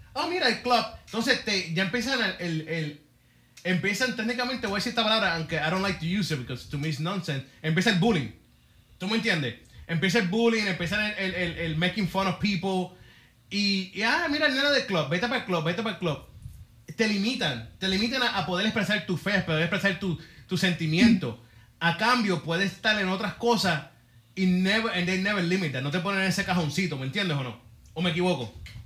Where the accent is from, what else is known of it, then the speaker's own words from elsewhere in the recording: Puerto Rico; soy puertorriqueño